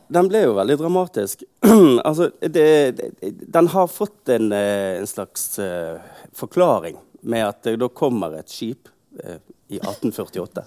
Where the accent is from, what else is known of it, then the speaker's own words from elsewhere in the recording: Bergen, Vestland, Norway; Jeg er født i Bergen, oppvokst her, på det stort sett hele livet